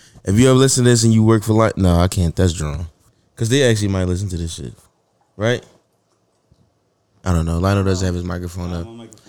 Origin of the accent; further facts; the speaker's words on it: Philadelphia, Pennsylvania, United States; I'm from South Philly. Fact though, I'm from the P.